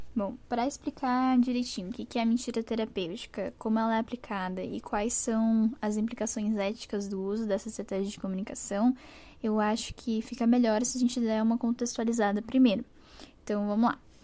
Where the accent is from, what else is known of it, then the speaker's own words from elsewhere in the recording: Porto Alegre, Rio Grande do Sul, Brazil; eu sou de Porto Alegre, no Rio Grande do Sul